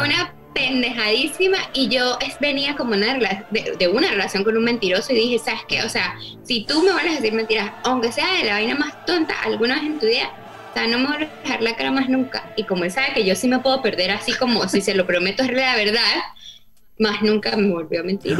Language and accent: Spanish; Venezuelan Andes, Venezuela; yo soy gocha.